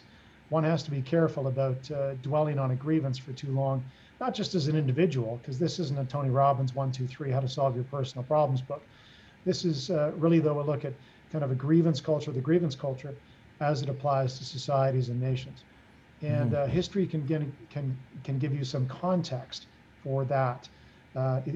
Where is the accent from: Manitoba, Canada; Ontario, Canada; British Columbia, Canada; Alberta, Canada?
British Columbia, Canada; Kelowna; now in Calgary, Canada; born and raised in Kelowna